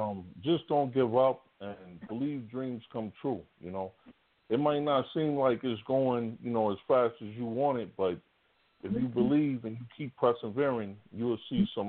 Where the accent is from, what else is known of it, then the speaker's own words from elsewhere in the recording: New York City, New York, United States; also born or lived in Virginia; now in Las Vegas, United States; I'm originally from Bronx, New York. I live in Vegas.